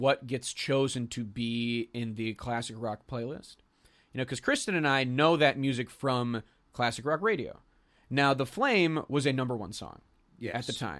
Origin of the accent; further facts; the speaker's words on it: Pittsburgh, Pennsylvania, United States; the station that I grew up with in Pittsburgh